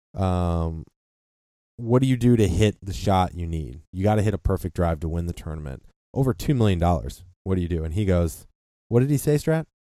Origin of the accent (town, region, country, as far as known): United States